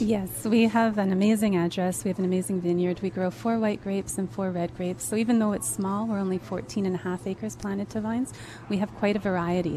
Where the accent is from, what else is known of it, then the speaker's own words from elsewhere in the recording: Osoyoos, British Columbia, Canada; moved away; I was born and raised in Osoyoos